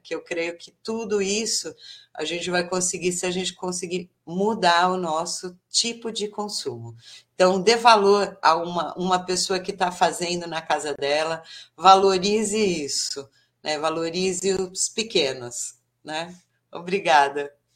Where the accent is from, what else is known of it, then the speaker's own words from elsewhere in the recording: São Paulo, Brazil; moved away as an adult; now in Bertioga, Brazil; eu sou paulistana, da capital de São Paulo